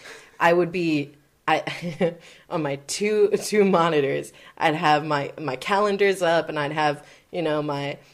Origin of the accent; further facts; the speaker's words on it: Maryland, United States; He knows my hometown